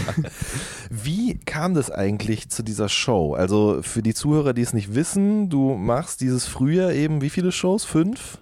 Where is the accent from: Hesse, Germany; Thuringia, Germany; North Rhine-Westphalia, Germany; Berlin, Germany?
North Rhine-Westphalia, Germany; Ruhr area; Ich komme aus dem Pott